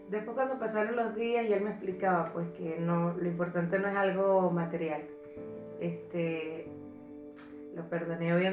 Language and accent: Spanish; Venezuela; moved away; nosotros estamos más o menos nuevos en, este país, porque nosotros venimos de Venezuela.